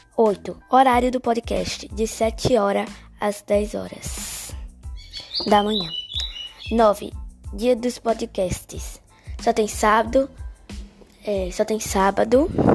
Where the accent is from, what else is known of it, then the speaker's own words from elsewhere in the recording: Guarabira, Paraíba, Brazil; Eu moro no sítio Maciel, zona rural de Guarabira. Moro na Paraíba, né? Sou paraibana